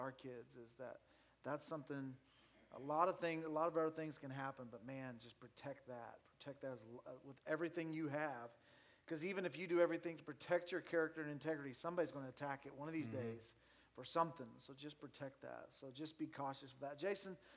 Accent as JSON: {"language": "English", "town": "Nixa", "region": "Missouri", "country": "United States", "tie": "born or raised there", "said": "growing up in Nixa"}